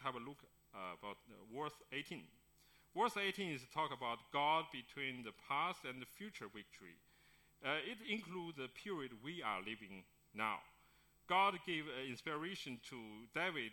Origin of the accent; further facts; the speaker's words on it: Beijing, China; moved away; That's my hometown, Beijing